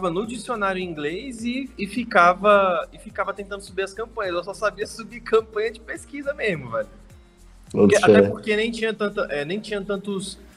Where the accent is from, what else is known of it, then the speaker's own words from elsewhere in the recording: Brasília, Federal District, Brazil; eu sou brasiliense, tenho 29 anos